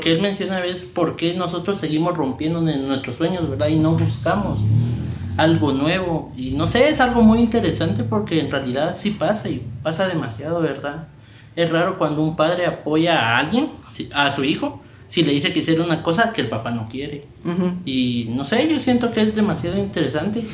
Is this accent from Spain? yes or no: no; Guatemala; nosotros guatemaltecos